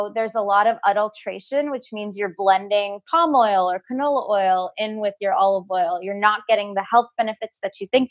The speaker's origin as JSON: {"language": "English", "town": "Houston", "region": "Texas", "country": "United States", "tie": "born or raised there", "also_born_or_lived": "New York City", "moved": "as an adult", "lives_now": "California, United States", "said": "I grew up in Houston, Texas, moved to New York City for undergrad"}